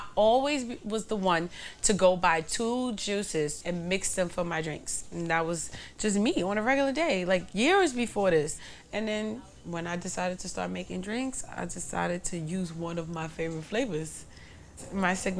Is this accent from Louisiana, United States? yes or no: no; New York, United States; I grew up in Bushwick, too, not just Crown Heights and Bed-Stuy